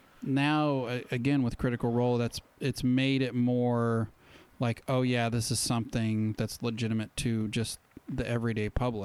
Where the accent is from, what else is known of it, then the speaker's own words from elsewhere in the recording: Utah, United States; We both grew up in Utah.